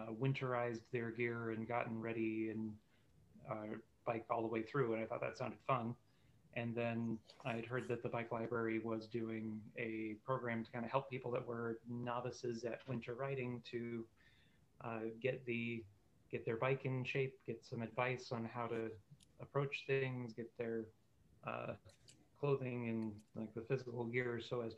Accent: California, United States; moved away as an adult; now in Iowa City, United States; I grew up in California where it was 72 and sunny all the time

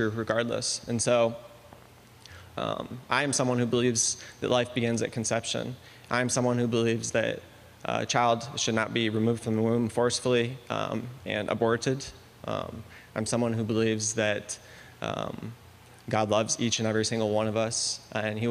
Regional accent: Donahue, Iowa, United States; also born or lived in Brazil; now in Iowa City, United States; I was born and raised in the Quad City area. More specifically, Donahue, Iowa, very little town outside of Eldridge

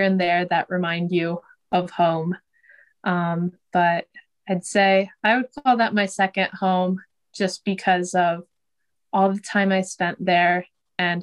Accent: Iowa City, Iowa, United States; I born and raised in Iowa City. Yeah, so I've been here my whole life

